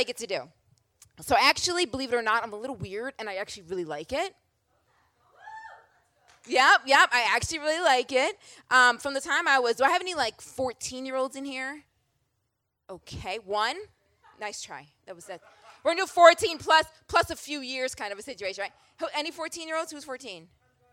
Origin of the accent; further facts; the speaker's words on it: Rochester, New York, United States; also born or lived in Philadelphia, Pennsylvania / Boston, Massachusetts; now in Atlanta, United States; born and raised in Rochester, New York